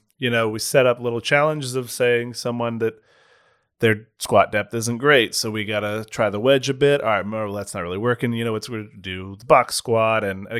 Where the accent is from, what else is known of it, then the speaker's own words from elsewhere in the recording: Charleston, South Carolina, United States; Yeah, I'm from the South. I barely speak English.